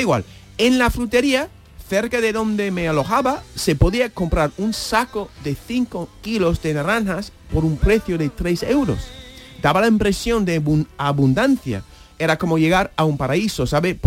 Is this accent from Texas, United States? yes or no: no; New York, United States; Spanish is a second language; now in Spain; me crié en Nueva York